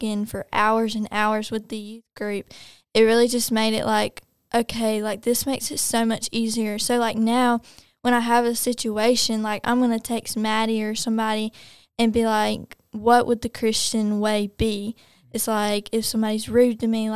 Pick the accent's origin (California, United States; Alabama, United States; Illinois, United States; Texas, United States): Alabama, United States; Pelham; we're from Pelham